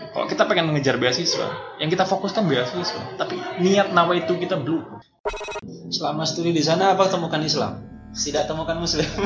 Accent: Singkawang, West Kalimantan, Indonesia; born there; also born or lived in Pontianak; saya …, lahir di Kota Singkawang, Kalimantan Barat. Um, studi S1 pendidikan itu di Pontianak, kemudian aktif di Pontianak, layak besar tumbuh secara pemikiran juga di Pontianak.

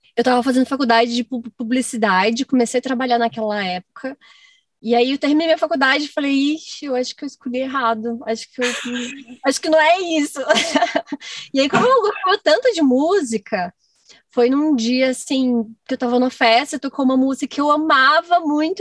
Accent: Goiás, Brazil; moved away as an adult; also born or lived in Minas Gerais; eu nasci em Goiás, hum. eu morava em fazenda, e eu só ia com meu pai e com a minha mãe em festa de peão, assim, na fazenda. Até os meus 18 anos

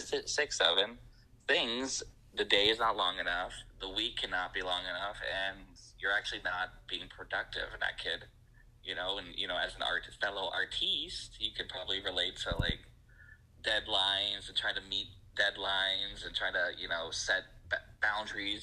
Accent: Winnipeg, Manitoba, Canada; moved away as an adult; also born or lived in Moose Jaw, Saskatchewan / Calgary, Alberta; now in Vancouver, Canada; I was born in Moose Jaw, but I lived in Winnipeg until I was about 20.

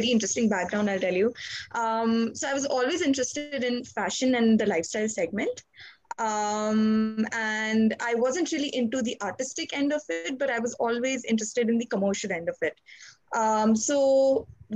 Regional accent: India; I'm from India

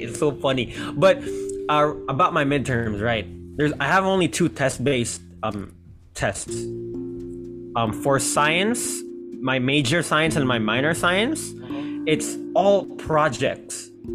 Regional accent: Tokyo, Japan; now in Philippines; I grew up in Tokyo

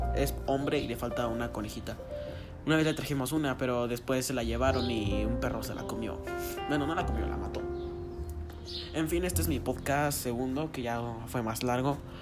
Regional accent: Guanajuato, Mexico; soy mexicano de Guanajuato.

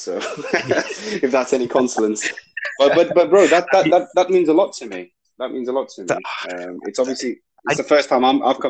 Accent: Lahore, Punjab, Pakistan; moved away; also born or lived in London / Greater Manchester; No. I was originally from Lahore.

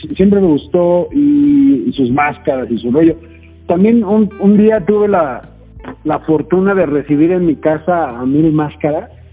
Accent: Mexico; soy mexicano

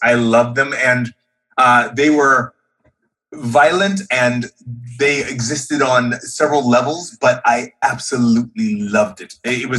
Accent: Hawaii, United States; I grew up in Hawaii

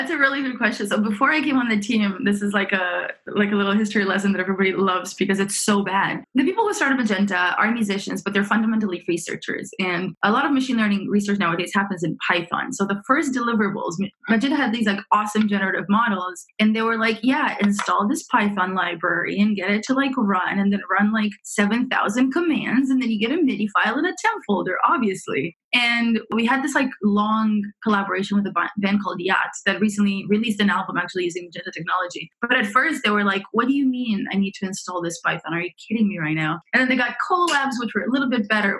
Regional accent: Romania; also born or lived in Montreal, Canada; now in San Francisco, United States; I am from originally from Romania, so I grew up in Romania, and then I moved with my parents to Canada

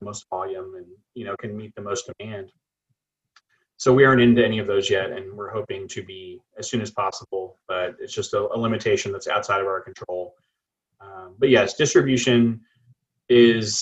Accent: Rockport, Texas, United States; now in Beeville, United States; I grew up in Rockport, Texas.

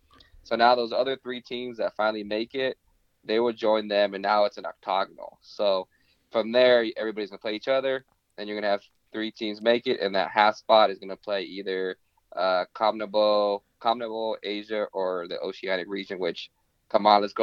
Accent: Guatemala; We're both Chapines. And also, you know, being Central American

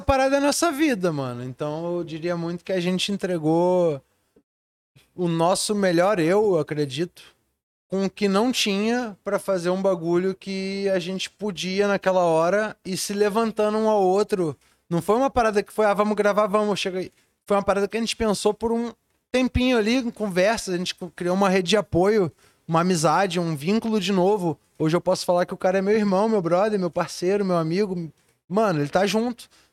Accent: Rio de Janeiro, Brazil; Eu sou de lá, nascido e criado na Ilha do Governador.

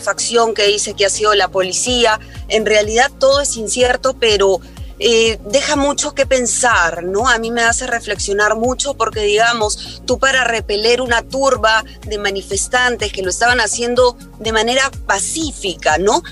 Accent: Peru; para mí como peruana

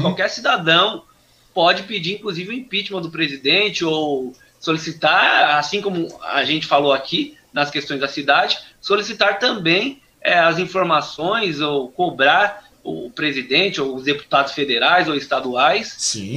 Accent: Suzano, São Paulo, Brazil; eu sou nascido aqui no Jardim Monte Cristo, uhum. na cidade de Suzano

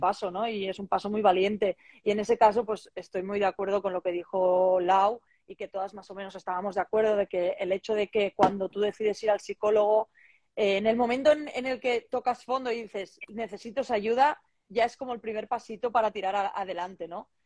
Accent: Barcelona, Catalonia, Spain; now in Salamanca, Spain; soy una chica de Barcelona eh, de 30 años

